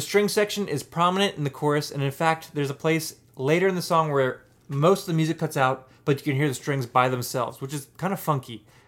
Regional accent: Pittsburgh, Pennsylvania, United States; I'm from Pittsburgh where everyone else in the world says roots

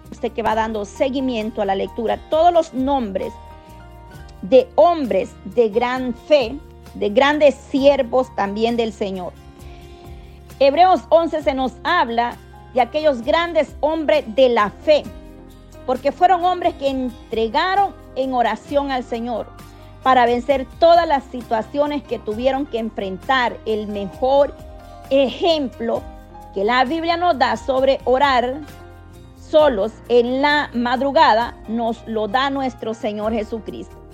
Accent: El Salvador; Yo soy del Salvador, por la gloria, misericordia de Dios.

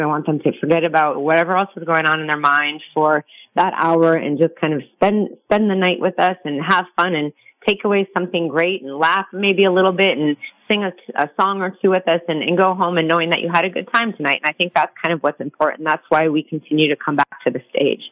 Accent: Minnesota, United States; also born or lived in Michigan; now in Las Vegas, United States; grew up in uh, Minnesota

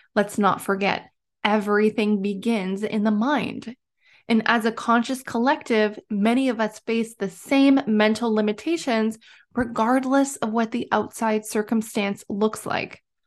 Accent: Timmins, Ontario, Canada; also born or lived in British Columbia / Alberta; I was born and raised in Timmins, Ontario

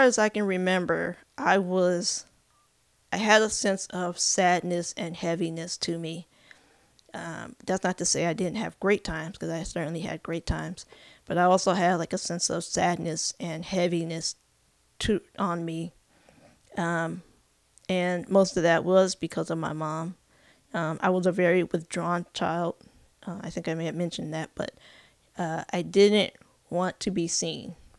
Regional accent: California, United States; also born or lived in Elgin, Illinois / Arkansas; now in Kansas City, United States; I grew up in California, uh, spent most of my life in California

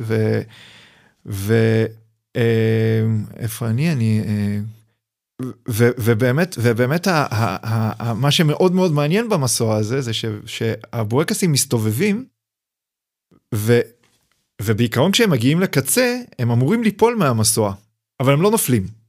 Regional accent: Hadera, Haifa District, Israel; now in Mitzpe Ramon, Israel; חדרה זה המקום שבו גדלתי, אני נולדתי בשנות ה-70

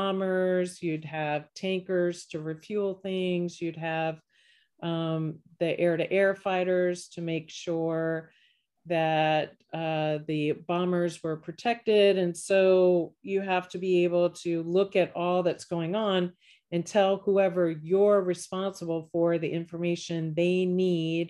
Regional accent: Virginia, United States; moved away as an adult; also born or lived in Texas / Oklahoma / Florida / Colorado; now in Raleigh, United States; I grew up in Virginia

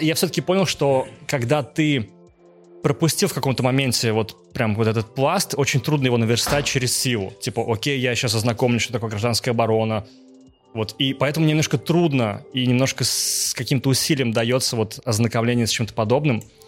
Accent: Naberezhnye Chelny, Tatarstan, Russia; я учился и жил в Челнах, набережных Челнах

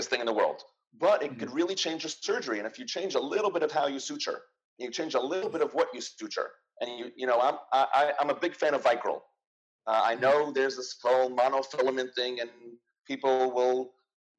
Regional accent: New York, United States; I am a New Yorker

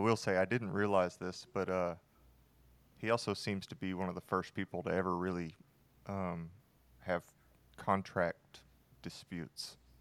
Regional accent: near Houston, Texas, United States; I grew up near Houston, so all of my family likes the Texans

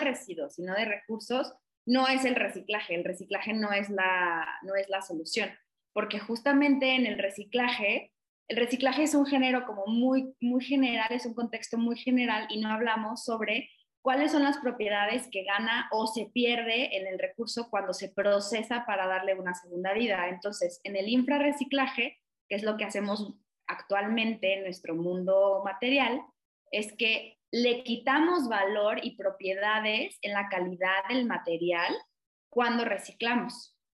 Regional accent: Mexico; lo que hemos visto como mexicanos

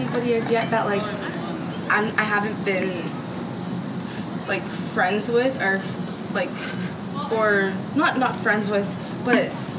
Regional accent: Canada; I don't know if it's because I came from Canada, but I've always just been the kind of person to just be like, hey, like, how are you?

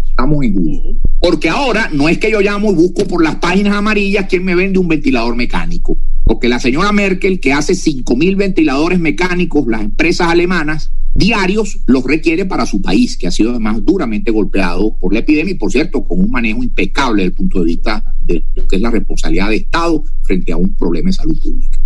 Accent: Maracaibo, Zulia, Venezuela; En Maracaibo, mi ciudad natal

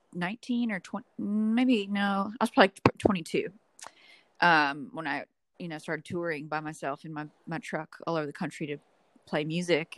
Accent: Memphis, Tennessee, United States; from Memphis, Tennessee

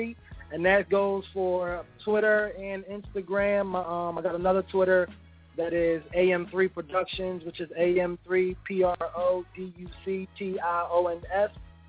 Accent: Philadelphia, Pennsylvania, United States; I'm from Southwest.

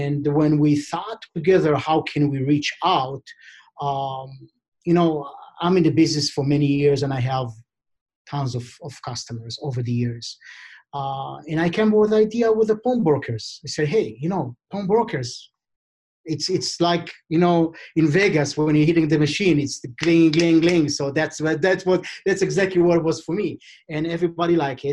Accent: Israel; I'm born and raised in Israel

